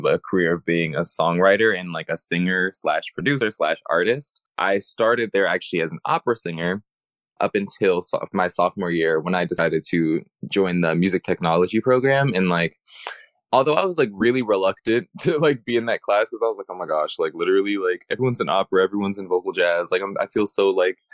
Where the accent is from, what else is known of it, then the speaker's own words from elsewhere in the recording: Los Angeles, California, United States; also born or lived in Chicago, Illinois; I was raised